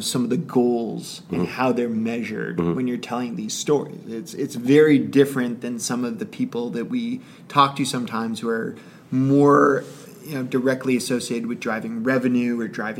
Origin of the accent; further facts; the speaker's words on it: Canada; being Canadian